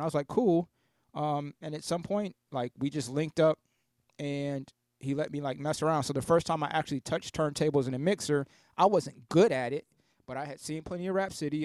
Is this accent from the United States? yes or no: yes; Columbus, Ohio, United States; also born or lived in Canton, Ohio; I grew up in Southeast Columbus